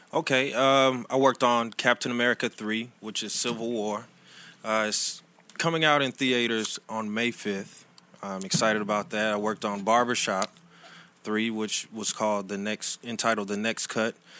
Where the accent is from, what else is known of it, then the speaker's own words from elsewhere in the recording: Riverdale, Georgia, United States; moved away as an adult; also born or lived in New York; now in Atlanta, United States; I'm actually from Riverdale, Georgia, which is south of Atlanta.